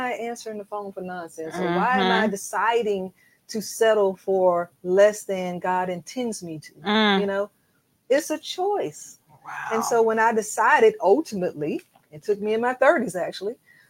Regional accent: Alabama, United States; moved away as an adult; also born or lived in West Coast / Virginia; now in Atlanta, United States; I was raised in Alabama

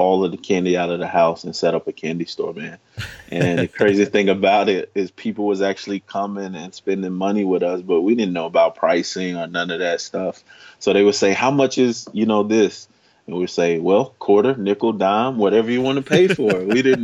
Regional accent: Chicago, Illinois, United States; I grew up in Chicago, Illinois

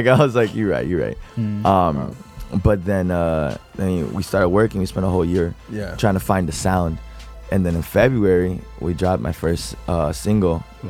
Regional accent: Orlando, Florida, United States; also born or lived in Puerto Rico; I was born in Puerto Rico. Moved over to Orlando when I was young.

